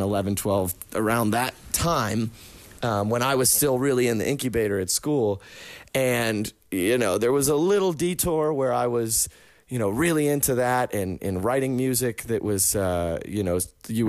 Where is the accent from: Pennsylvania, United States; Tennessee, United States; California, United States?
Pennsylvania, United States; Pittsburgh; growing up in Pittsburgh